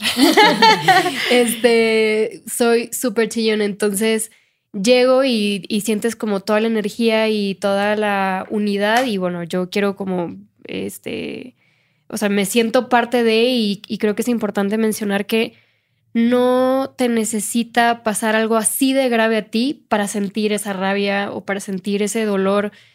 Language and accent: Spanish; Monterrey, Nuevo León, Mexico; now in Mexico City, Mexico; Yo soy de Monterrey